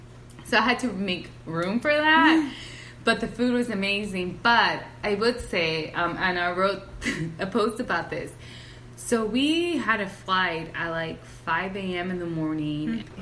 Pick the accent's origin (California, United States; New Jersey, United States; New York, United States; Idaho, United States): California, United States; because we're from Southern California, exactly.